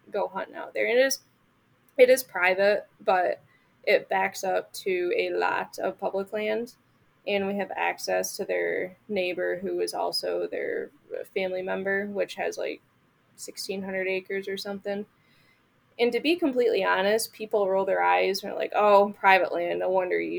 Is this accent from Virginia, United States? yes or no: no; Michigan, United States; moved away; Up, growing up